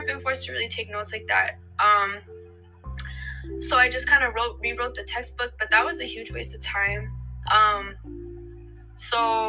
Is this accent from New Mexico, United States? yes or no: yes; New Mexico, United States; moved away as an adult; now in Philadelphia, United States; I am originally from New Mexico, specifically Socorro and Santa Fe